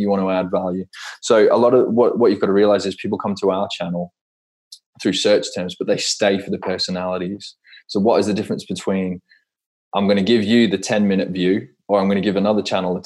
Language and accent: English; Perth, Western Australia, Australia; growing up in Perth in Australia, I used to go to the Perth Rally all the time